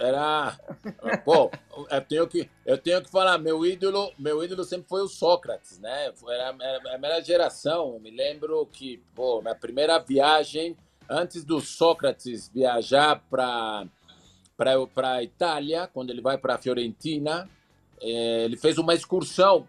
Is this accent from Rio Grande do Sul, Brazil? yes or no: no; São Paulo, Brazil; moved away as an adult; now in Mexico; lá no Belenzinho, onde eu fui criado